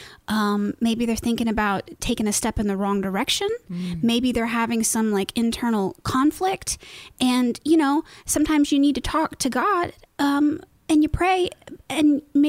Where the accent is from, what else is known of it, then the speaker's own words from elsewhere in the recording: Broad Ripple, Indiana, United States; You know, it's a strange thing because I have lived in Broad Ripple my whole life.